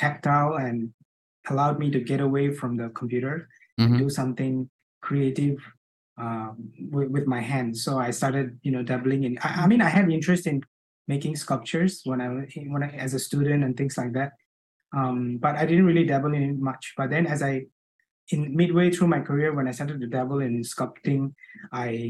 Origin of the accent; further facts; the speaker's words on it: Bangladesh; moved away as an adult; now in Singapore; So I'm originally from Bangladesh. Mm-hmm. So I came to Singapore to study, which was 20 years ago.